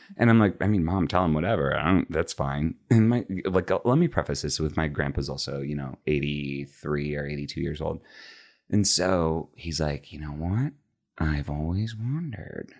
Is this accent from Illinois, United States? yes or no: yes; just outside of Chicago, Illinois, United States; moved away as an adult; also born or lived in Los Angeles; now in Dallas, United States; born and raised in the Midwest, grew up just outside of Chicago